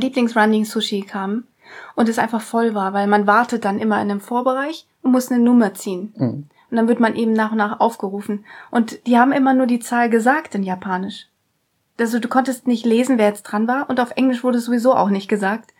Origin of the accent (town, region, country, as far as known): Germany